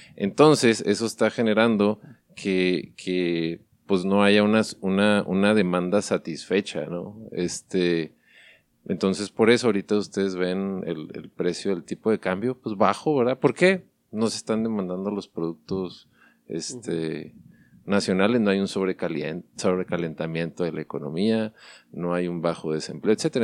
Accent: Mexico; somos mexicanos

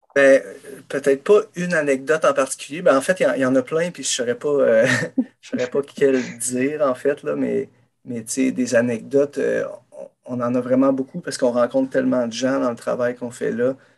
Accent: Saint-Adrien, Quebec, Canada; je suis allé euh, à Saint-Adrien, dans mon village natal

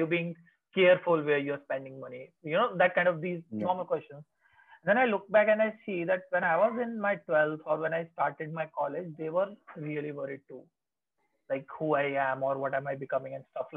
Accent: India; now in Chandigarh, India; I live in Chandigarh otherwise in non-COVID times, and my hometown is like 100 kilometers away

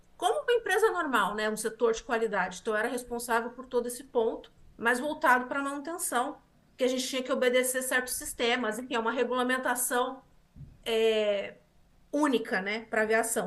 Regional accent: Osasco, São Paulo, Brazil; moved away as an adult; also born or lived in Taubaté; now in Canada; eu nasci em Osasco, sou de São Paulo, Grande São Paulo. Nasci em Osasco, na Grande São Paulo

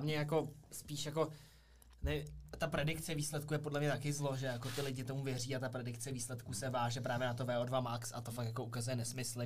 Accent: Brdy, Central Bohemian Region, Czechia; u nás v Brdech

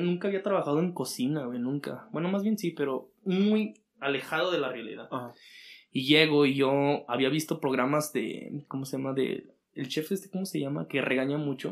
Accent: Aguascalientes, Mexico; vengo de aquí de Aguascalientes, donde es un clima como más fresquecito

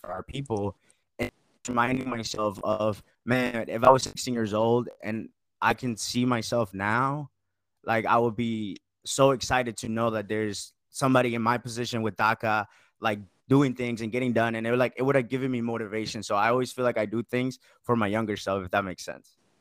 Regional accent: Marietta, Georgia, United States; Marietta, Georgia, kinda close to Atlanta

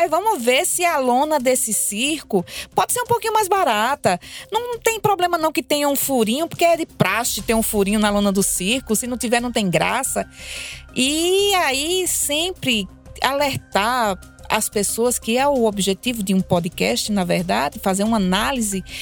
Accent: Solânea, Paraíba, Brazil; also born or lived in Bananeiras; porque eu sou de Solânia e, e, e me considero de Bananeiras também, porque é, colada e eu também tive uma vivência, porque estudei em bananeiras

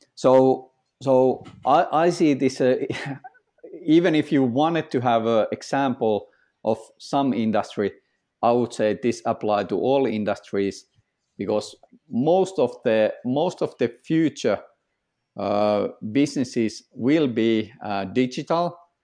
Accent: Finland; I'm from Finland

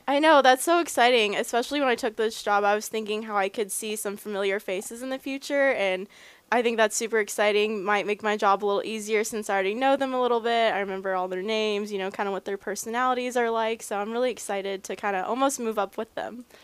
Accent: Dallas, Texas, United States; now in Portland, Maine, United States; growing up in Dallas, that's where everything started

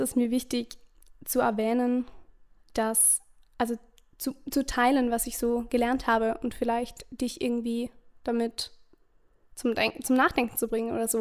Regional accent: Vorarlberg, Austria; Ich komme aus Österreich, aus Vorarlberg

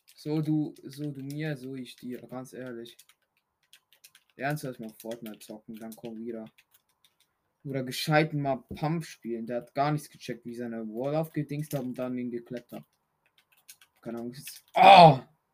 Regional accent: Switzerland; Ich komme aus der Schweiz.

